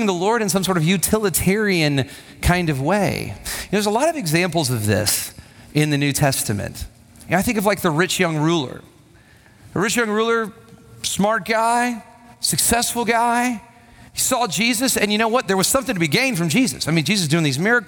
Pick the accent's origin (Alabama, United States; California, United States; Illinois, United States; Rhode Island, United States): Alabama, United States; Huntsville; When I was a kid, I went to a big church. My dad was on staff at this church, and it was a well-respected church and there in Huntsville, Alabama